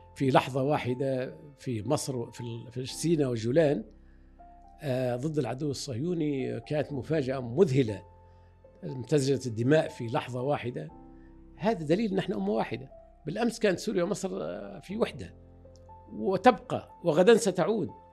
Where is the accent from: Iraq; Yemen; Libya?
Libya; Fezzan; now in Egypt; وانا ولدت هنا في في مصر بقيت يمكن سنه او اقل من سنه عدنا الى ليبيا